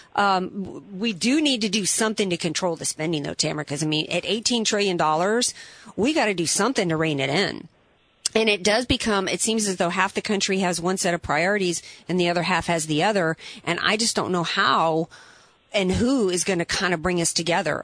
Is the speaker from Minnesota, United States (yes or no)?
no; New Orleans, Louisiana, United States; I'm from the New Orleans area, and so the the Manning family is kind of huge, you know, to our town.